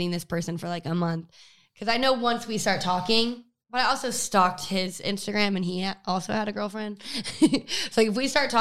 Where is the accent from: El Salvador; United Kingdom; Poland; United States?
United States; Utah; moved away; I grew up in Utah